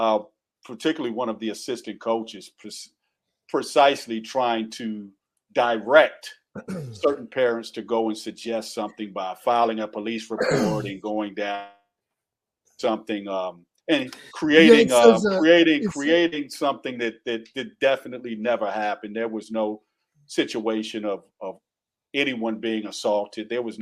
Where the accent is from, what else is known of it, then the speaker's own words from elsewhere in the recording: the South, United States; accent: Southern; And excuse me for my Southernisms coming out. I'm from the South. I say fit.